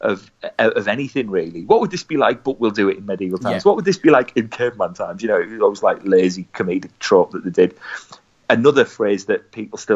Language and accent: English; Middlesbrough, North East England, United Kingdom; I'm from Middlesbrough